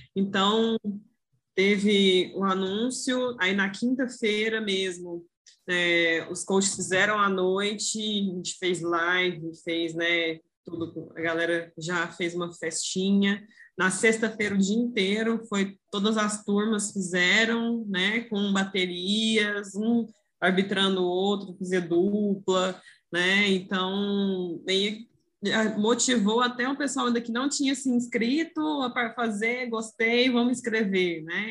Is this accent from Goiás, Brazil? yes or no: yes; Goiânia, Goiás, Brazil; eu sou aqui de Goiânia